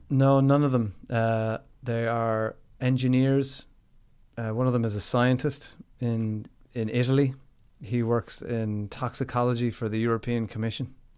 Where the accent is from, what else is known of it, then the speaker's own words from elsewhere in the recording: Limerick, Munster, Ireland; Limerick City, kid